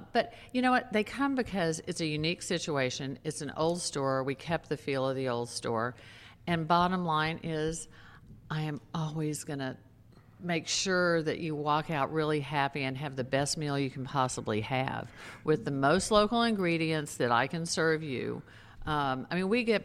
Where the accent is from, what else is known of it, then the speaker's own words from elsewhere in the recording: Texas, United States; also born or lived in New York City; now in Maui, United States; I grew up in Texas. I lived in New York City for quite a long time.